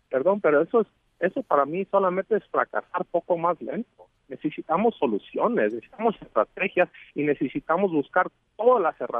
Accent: Mexico; nosotros como mexicanos

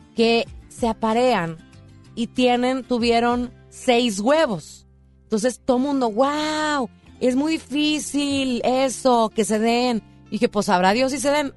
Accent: Monterrey, Nuevo León, Mexico; cómo somos la gente de Monterrey.

